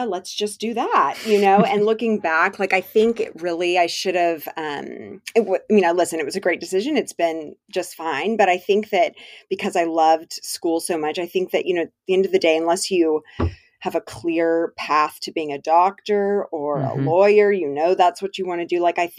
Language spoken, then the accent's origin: English; Dallas, Texas, United States